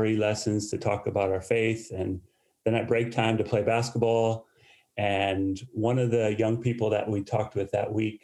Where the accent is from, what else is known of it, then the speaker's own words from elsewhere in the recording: United States; moved away as an adult; now in United Kingdom; I was born in the States. As even though I moved over here in 2001, my accent still is as strong as ever.